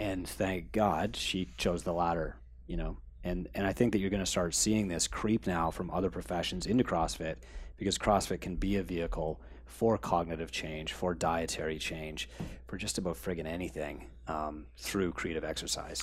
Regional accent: Canada; We're Canadian

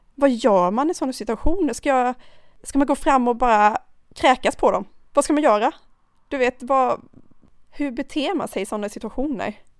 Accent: Karlskrona, Blekinge, Sweden; also born or lived in Thailand; now in Stockholm, Sweden; Jag kommer från Karlskrona

